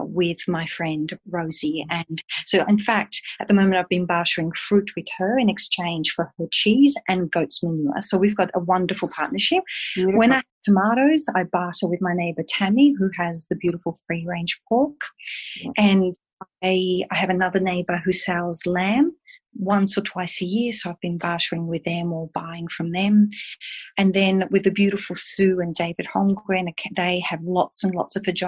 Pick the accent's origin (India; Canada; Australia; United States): Australia; Ballarat, Victoria; also born or lived in Italy; I grew up in Ballarat